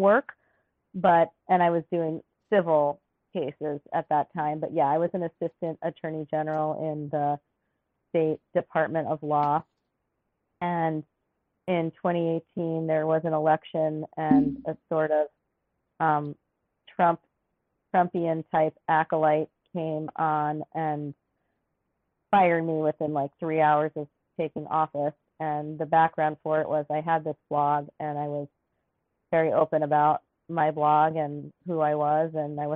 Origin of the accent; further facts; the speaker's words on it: New York City, New York, United States; now in Alaska, United States; I grew up in New York City